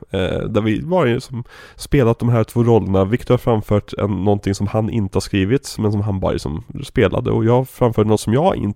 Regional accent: Västerås, Västmanland, Sweden; Och jag har ju väldigt dålig Göteborgsdialekt egentligen. Jag, spel, jag, jag kommer egentligen från Västerås, men jag är ju skådespelare.

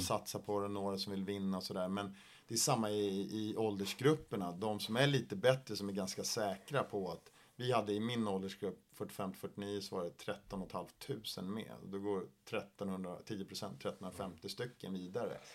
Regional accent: Sweden; jag är ensam svensk i min åldersgrupp

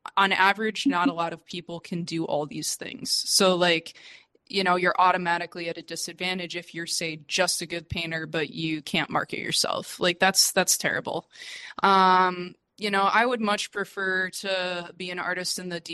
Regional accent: United States; moved away as an adult; also born or lived in China; now in Mexico; I'm a refugee from the United States that fled to Mexico

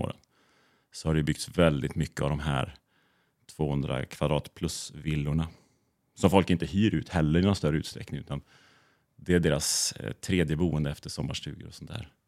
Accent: Fjällbacka, Västra Götaland, Sweden; moved away as an adult; also born or lived in Uddevalla / Åre; now in Gotland, Sweden; Jag är från eh, västkusten från början

